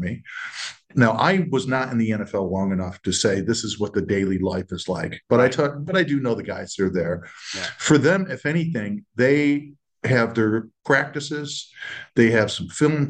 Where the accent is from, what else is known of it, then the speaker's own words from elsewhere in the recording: Western New York, United States; I grew up in Western New York